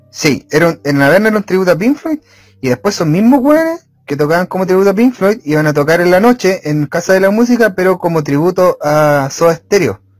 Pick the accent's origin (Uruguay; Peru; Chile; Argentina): Chile